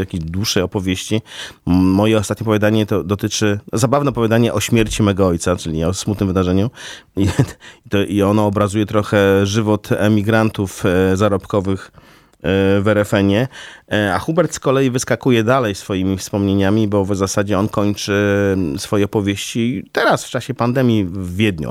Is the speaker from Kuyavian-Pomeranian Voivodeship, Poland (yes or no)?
no; Białystok, Podlaskie Voivodeship, Poland; moved away as an adult; now in Warsaw, Poland; jestem z urodzenia białostoczaninem